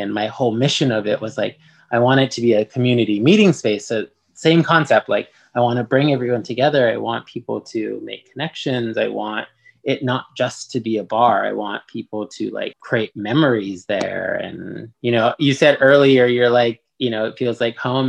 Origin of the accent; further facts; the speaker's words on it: Los Angeles, California, United States; I grew up in Highland Park